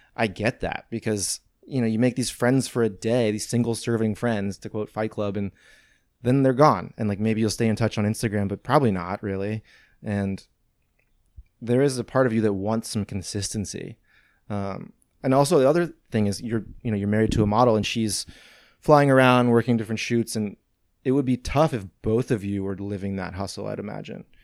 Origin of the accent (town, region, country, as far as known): St. Louis, Missouri, United States; born or raised there; also born or lived in Venice, Los Angeles; now in Los Angeles, United States